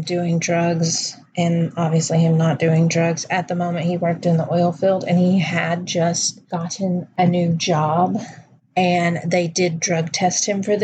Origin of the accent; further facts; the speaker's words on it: Texas, United States; I'm from Texas